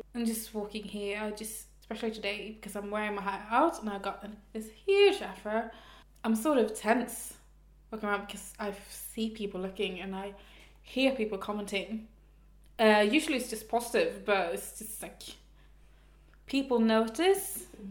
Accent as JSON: {"language": "English", "town": "Stockholm", "region": "Stockholm County", "country": "Sweden", "moved": "yes", "lives_now": "Malmö, Sweden", "said": "I'm from Stockholm. I live in Malmö."}